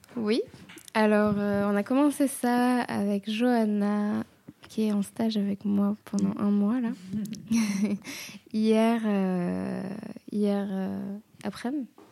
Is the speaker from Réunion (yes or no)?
yes; Réunion; now in Marseille, France; je suis réunionnaise et du coup, souvent, mon budget voyage tombe dans le budget euh, retour au bercail.